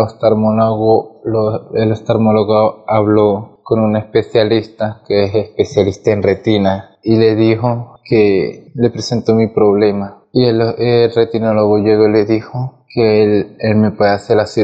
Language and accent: Spanish; Venezuela; Yo de verdad soy un muchacho de bajo recurso, soy venezolano y por eso, eh, por eso estoy acá